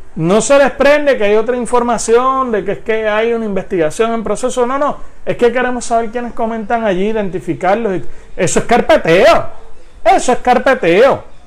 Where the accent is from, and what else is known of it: Puerto Rico